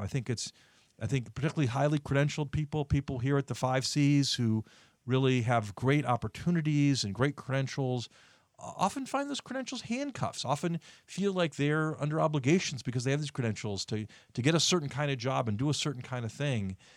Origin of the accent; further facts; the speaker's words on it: Indiana, United States; Indiana, my home state